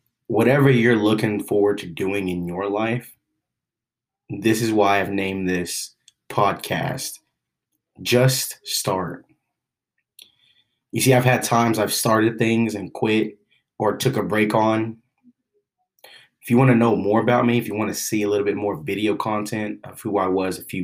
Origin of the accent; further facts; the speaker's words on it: Oklahoma City, Oklahoma, United States; I grew up in Oklahoma City